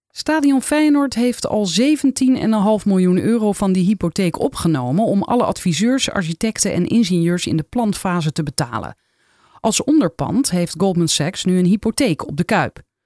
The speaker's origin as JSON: {"language": "Dutch", "town": "Rotterdam", "region": "South Holland", "country": "Netherlands", "said": "ik kom uit Rotterdam"}